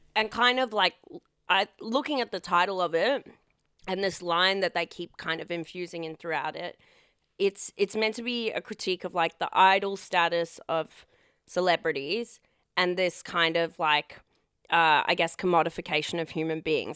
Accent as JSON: {"language": "English", "town": "Perth", "region": "Western Australia", "country": "Australia", "tie": "born or raised there", "said": "I grew up in Perth"}